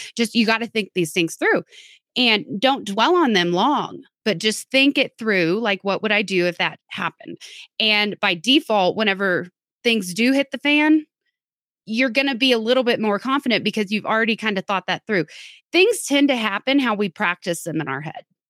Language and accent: English; Texas, United States; I'm from Texas